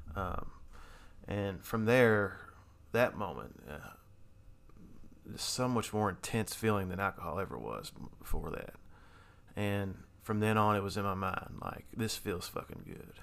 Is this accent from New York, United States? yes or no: no; Louisville, Kentucky, United States; I grew up in Louisville, Kentucky, still here in, in Louisville, Kentucky.